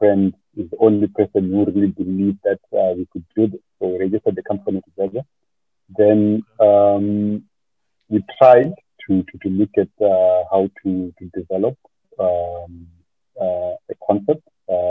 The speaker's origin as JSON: {"language": "English", "country": "Zimbabwe", "said": "The company has its roots in Zimbabwe, because that's my home country. That's where I belong, really."}